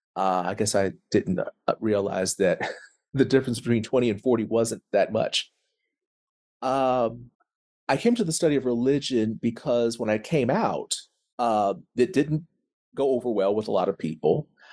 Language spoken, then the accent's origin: English; Tulsa, Oklahoma, United States; I am from Tulsa, Oklahoma